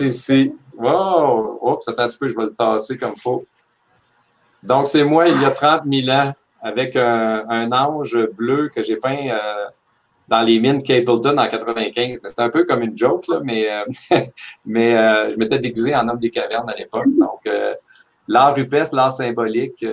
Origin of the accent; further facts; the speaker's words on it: Victoriaville, Quebec, Canada; j'ai été élevé à Victoriaville